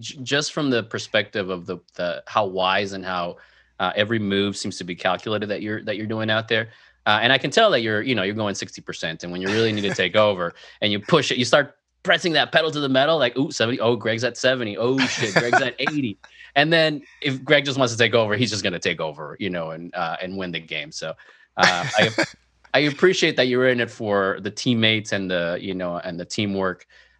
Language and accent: English; Mexico; also born or lived in Venezuela; So, you know, growing up in South America, in Mexico, Venezuela, since you're out of the country, when you watch the NBA, you're just a general fan, right?